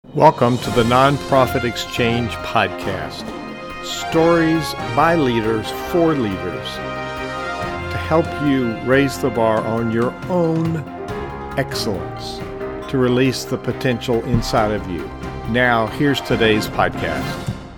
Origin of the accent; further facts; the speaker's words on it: the South, United States; I'm a Southerner